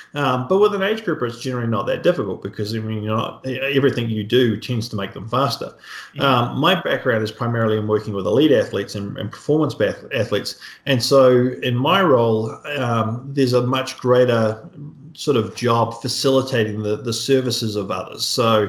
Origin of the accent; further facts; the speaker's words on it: New Zealand; So my background, I grew up in New Zealand, so hence the accent. Most people understand me pretty well these days. It's faded a lot.